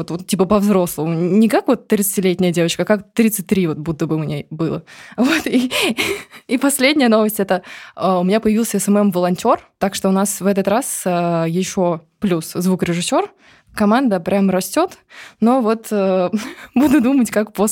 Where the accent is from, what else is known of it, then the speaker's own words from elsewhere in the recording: Rostov-on-Don, Rostov Oblast, Russia; Я из Ростова-на-Дону.